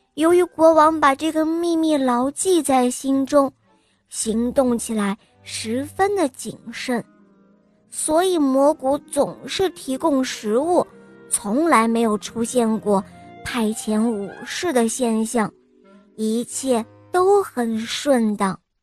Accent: Shenyang, Liaoning, China; 我今年六岁，我来自沈阳

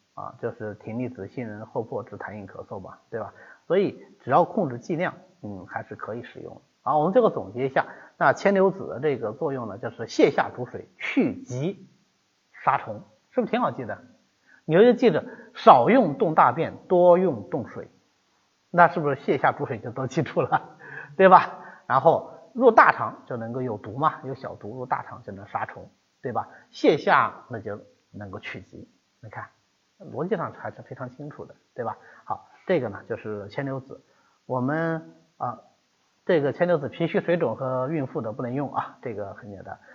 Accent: China; 我们中国人

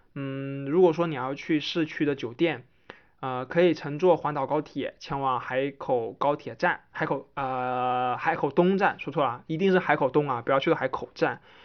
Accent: Hainan, China; 身为一个海南人

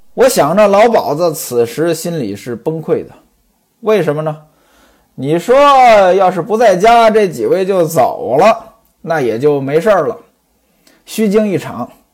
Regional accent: Hebei, China; 在我们老家河北啊

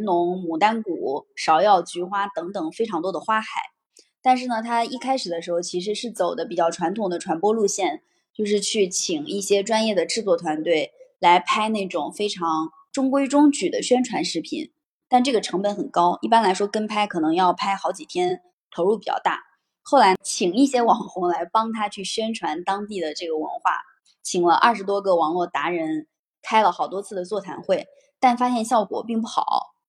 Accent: Hebi, Henan, China; moved away as an adult; now in Shanghai, China; 我所在的家乡鹤壁，其实它就是夏商时期的一个小地方

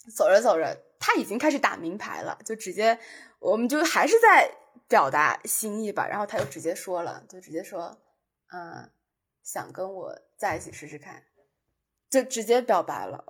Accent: Zhuhai, Guangdong, China; 我是珠海人，他们就叫我是珠海妹妹

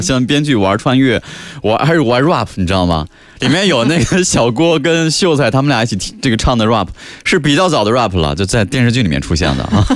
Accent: Jiangsu, China; 我们就是江苏人，所以对这个说的这个南京话、扬州话

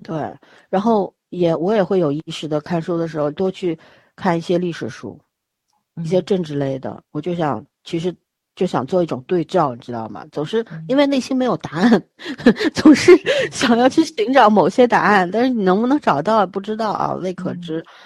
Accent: Beijing, China; moved away; 我小时候在北京长大的

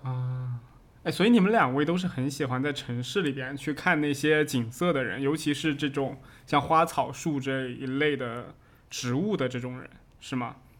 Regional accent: Jiangsu, China; now in Fujian, China; 我因为在之前是在江苏那边长大的，然后后面又回到了福建嘛

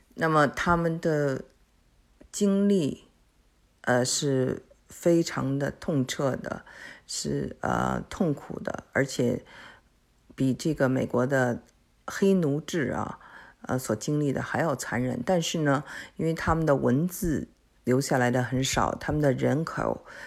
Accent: China; now in Houston, United States; 他们跟我们中国人长得很像

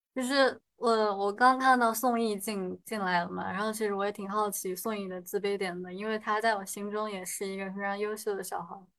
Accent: Sichuan, China; 我说我是四川的

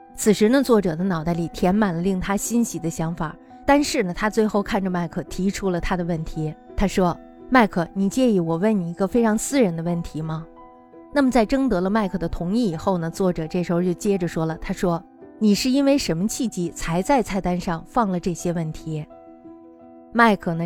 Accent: China; 我们中国人的思考

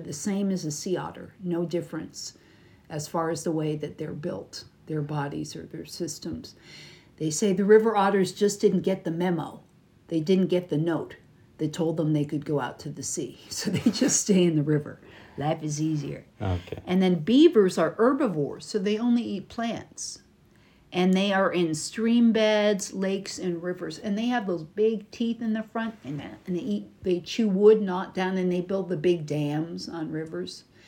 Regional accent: United States; from America

